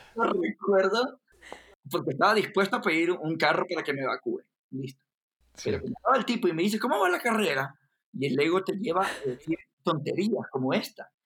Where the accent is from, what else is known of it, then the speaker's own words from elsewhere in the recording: Guayaquil, Guayas, Ecuador; now in Quito, Ecuador; yo, que soy de Guayaquil, una ciudad costera en Ecuador, me había cambiado a Quito, a la capital